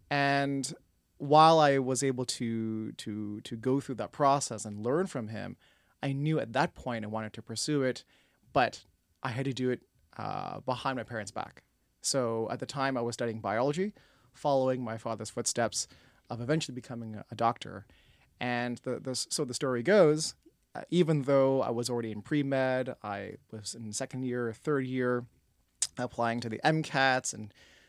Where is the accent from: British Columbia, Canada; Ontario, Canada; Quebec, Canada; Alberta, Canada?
Ontario, Canada; Toronto; When I was born and raised in Toronto, one of the aspirations was to get into film and television.